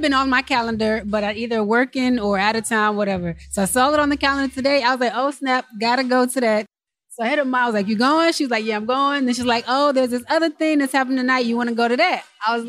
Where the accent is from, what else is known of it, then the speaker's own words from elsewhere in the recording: Virginia Beach, Virginia, United States; now in Orlando, United States; I'm a practicing hospitalist in internal medicine from Virginia Beach, Virginia. Down here living in Orlando now, working for Florida Hospital.